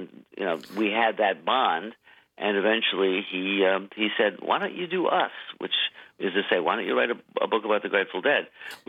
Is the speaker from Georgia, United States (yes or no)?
no; Maine, United States; I was literally the only person in my high school class who had not been there for all 4 years.